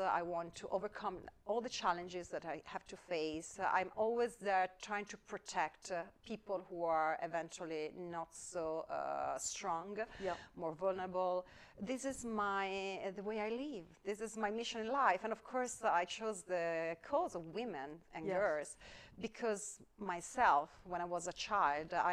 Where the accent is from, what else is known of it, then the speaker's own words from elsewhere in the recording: Padua, Veneto, Italy; I grew up in Italy, in northern Italy, in Padua.